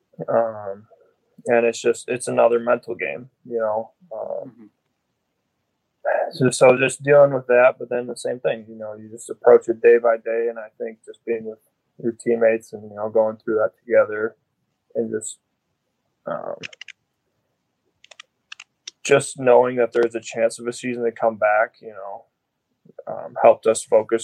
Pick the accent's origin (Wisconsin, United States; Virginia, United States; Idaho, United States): Wisconsin, United States; growing up as a Wisconsin kid